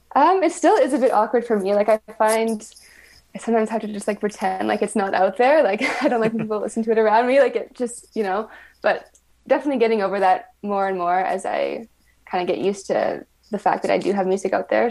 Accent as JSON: {"language": "English", "town": "Winnipeg", "region": "Manitoba", "country": "Canada", "tie": "born or raised there", "said": "I grew up in Winnipeg"}